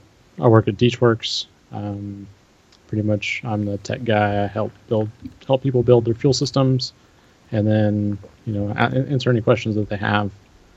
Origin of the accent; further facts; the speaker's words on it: Oklahoma, United States; Yeah, actually, so I'm from Oklahoma.